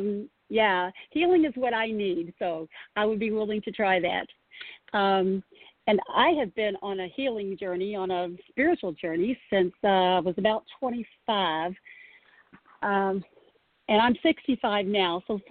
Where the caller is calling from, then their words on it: Louisville, Kentucky, United States; I'm calling from Louisville.